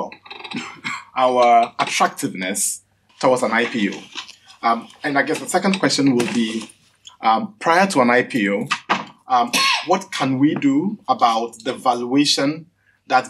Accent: Ghana; I'm from Ghana.

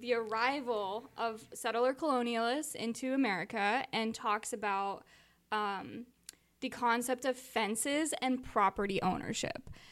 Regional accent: Southern California, United States; I grew up in Southern California

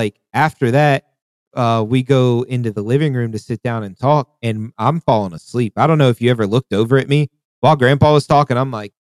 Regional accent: the South, United States; But, like, you got to think that growing up in the South, the North was always richer than the South.

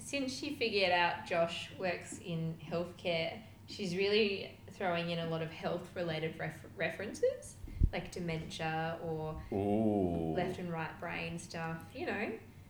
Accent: Australia; No, I was born here. I'm an Australian.

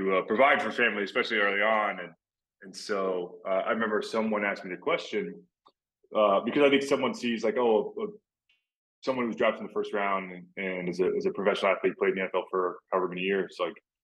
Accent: Texas, United States; moved away as an adult; also born or lived in Florida; I grew up in Texas where football is pretty much a religion

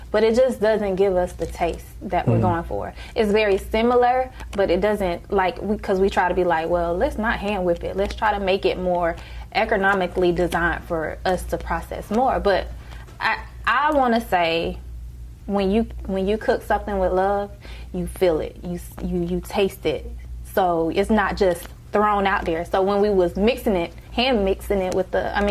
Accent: Aiken, South Carolina, United States; from Aiken, South Carolina. So that's all I know is Aiken, South Carolina

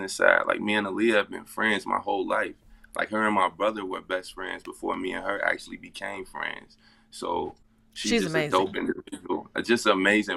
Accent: Cincinnati, Ohio, United States; I'm from Cincinnati, Ohio

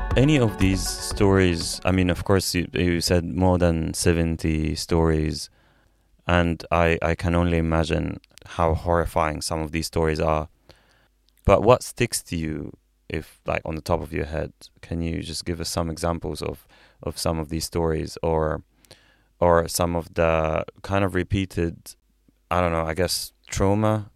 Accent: Egypt; moved away as an adult; I'm from Egypt

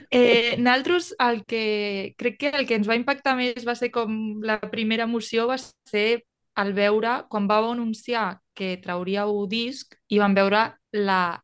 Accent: Tarragona, Catalonia, Spain; No soc de Valls, soc de Tarragona, però és el que em queda més a prop

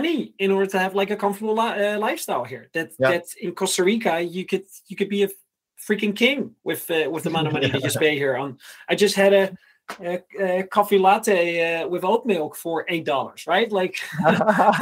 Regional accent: Netherlands; moved away as an adult; also born or lived in Groningen / Ukraine; I was from the Netherlands

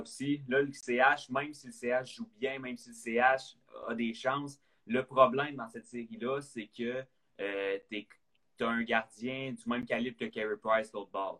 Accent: Quebec, Canada; On est québécois, on a grandi là-dedans

